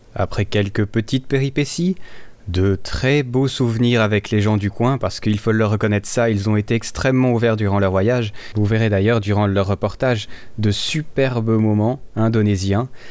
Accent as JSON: {"language": "French", "country": "Switzerland", "said": "je suis suisse, j'aime bien mon pays"}